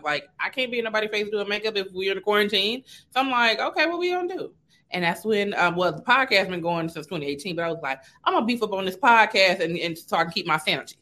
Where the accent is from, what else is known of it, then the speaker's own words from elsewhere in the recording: Carson, California, United States; now in Atlanta, United States; I'm from Carson too